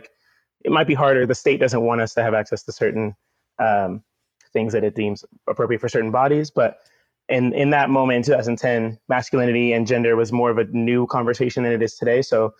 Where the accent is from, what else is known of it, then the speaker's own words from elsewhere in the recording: Oakland, California, United States; moved away as an adult; now in St. Louis, United States; more and more at home in this Midwest city that I feel like I kind of reverse migrated to from Oakland. I'm from Oakland, from the Bay Area broadly, moved here directly from Oakland in 2017.